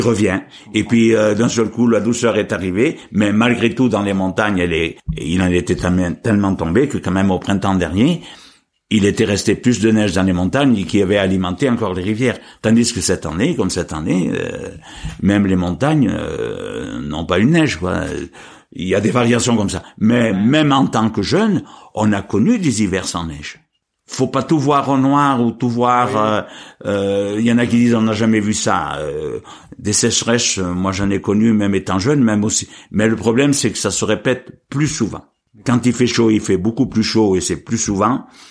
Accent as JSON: {"language": "French", "town": "Apchon", "region": "Auvergne-Rhône-Alpes", "country": "France", "tie": "born or raised there", "also_born_or_lived": "Marchastel / Saint-Hippolyte", "said": "je suis né en 50 dans la commune de Machastel. En 55, je suis venu au pont d'Apchon."}